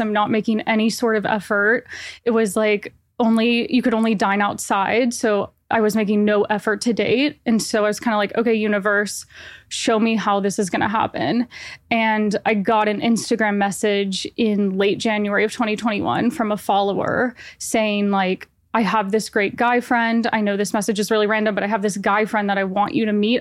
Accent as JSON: {"language": "English", "town": "Nashville", "region": "Tennessee", "country": "United States", "moved": "as an adult", "lives_now": "New York, United States", "said": "I am originally from Nashville, Tennessee, but I've been living in New York for six years"}